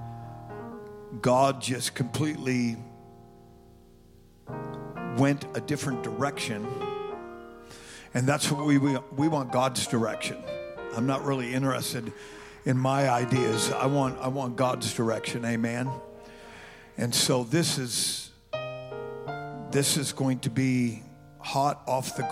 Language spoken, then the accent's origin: English; California, United States; moved away as an adult; I was born and raised in California, and my first winter here